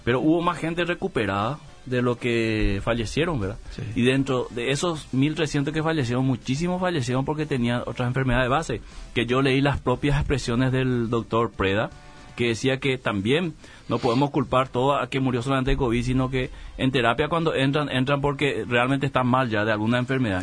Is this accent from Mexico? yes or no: no; Paraguay